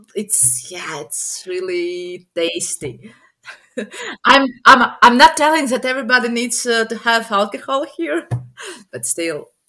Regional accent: Riga, Latvia; i'm from riga riga is the capital of latvia

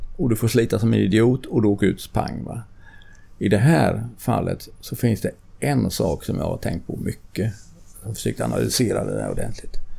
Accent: Sweden

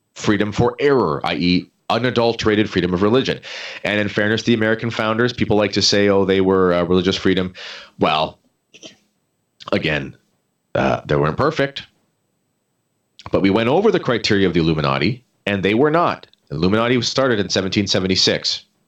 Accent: Canada

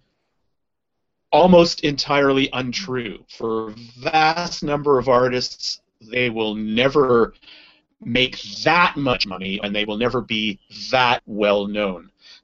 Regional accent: Canada; I'm Canadian

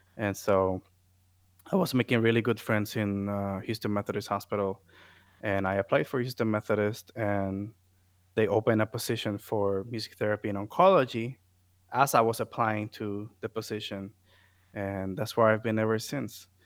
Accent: Puerto Rico; first language Spanish; English is a second language; moved away as an adult; also born or lived in Florida; I'm coming from Puerto Rico as a, as a student

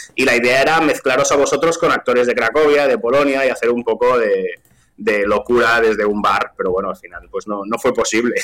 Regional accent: Vilanova i la Geltrú, Catalonia, Spain; accent: Catalan; first language Catalan; Spanish is a second language; yo soy, soy de Vilanoveles del Tru, que es un pueblo que está al lado de Siches

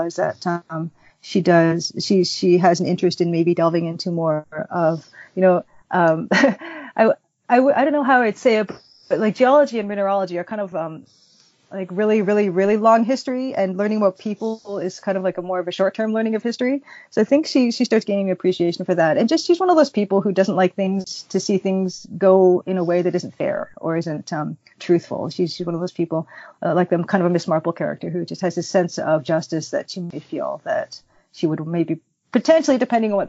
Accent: Toronto, Ontario, Canada; I grew up in Scarborough

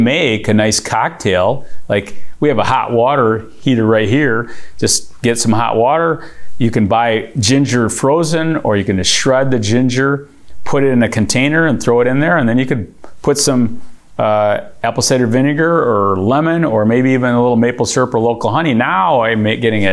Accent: Michigan, United States; we're here from Michigan, with Verner's capital of the world

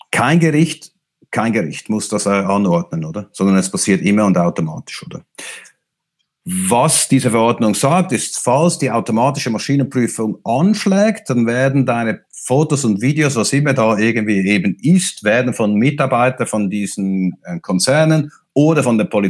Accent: Switzerland; Ich bin Schweizer. Wir in der Schweiz sind nicht Teil der Europäischen Union

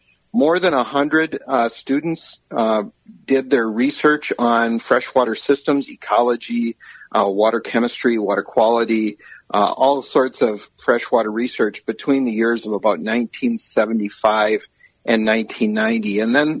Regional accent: Roseville, Minnesota, United States; I grew up here in the Twin Cities. My place is in Roseville, where I grew up, and I stayed not far from home throughout my whole career

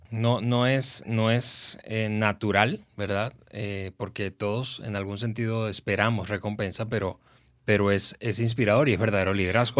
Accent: Venezuela; Venezuela, que es el país, mi país de origen

